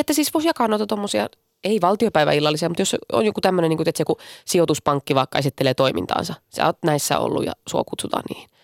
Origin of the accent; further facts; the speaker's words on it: Finland; olen Suomesta